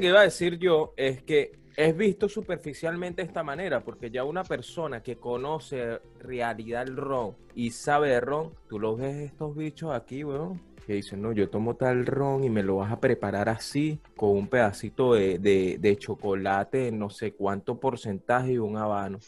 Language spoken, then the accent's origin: Spanish; Aragua, Venezuela; Yo nací en Aragua